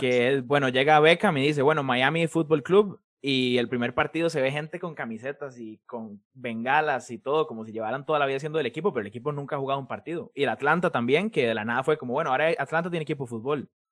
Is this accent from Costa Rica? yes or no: yes; Escazú, San José, Costa Rica; yo soy de Escazú